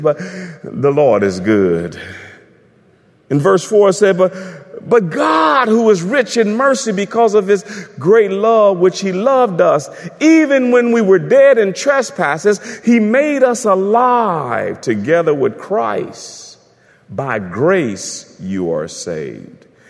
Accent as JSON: {"language": "English", "country": "United States", "said": "I'm an American"}